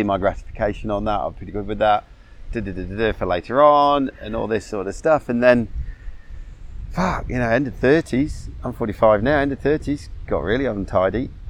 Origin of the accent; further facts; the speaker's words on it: England, United Kingdom; I grew up in England, 11 years, boys boarding school